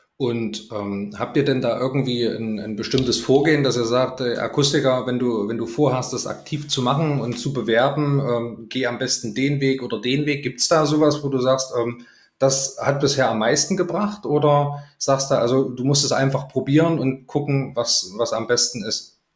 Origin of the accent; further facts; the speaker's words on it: Saxony, Germany; meine Heimat ist ja Sachsen